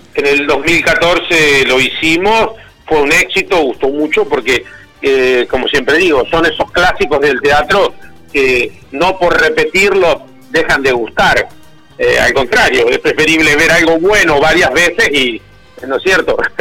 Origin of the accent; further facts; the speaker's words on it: Argentina; como en Argentina tenemos la costumbre de repetir las cosas malas